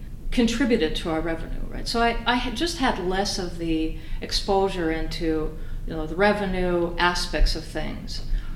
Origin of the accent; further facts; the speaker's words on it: Finland; moved away as an adult; also born or lived in Austin, Texas, United States; I was growing up in Finland at this time